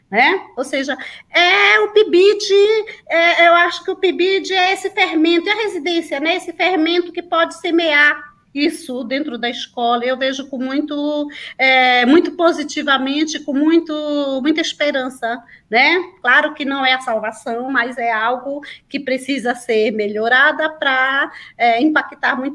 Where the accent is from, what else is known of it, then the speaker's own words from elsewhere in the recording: Santa Luzia do Pará, Pará, Brazil; moved away; also born or lived in Capanema; Eu sou daí, de muito pertinho de Capanema. Eu sou de Santa Luzia do Pará, minha família toda é daí.